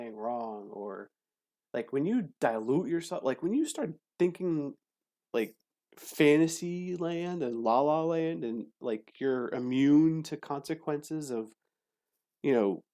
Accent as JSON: {"language": "English", "region": "South Florida", "country": "United States", "moved": "yes", "lives_now": "Hawaii, United States", "said": "I'm actually from South Florida"}